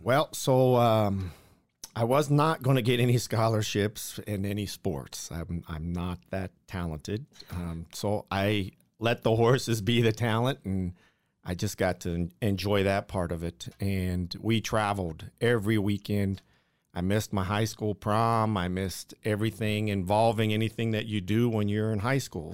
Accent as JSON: {"language": "English", "town": "Buckeye Lake", "region": "Ohio", "country": "United States", "tie": "born or raised there", "moved": "yes", "lives_now": "Las Vegas, United States", "said": "I'm from a one traffic light town in Ohio called Buckeye Lake, Ohio"}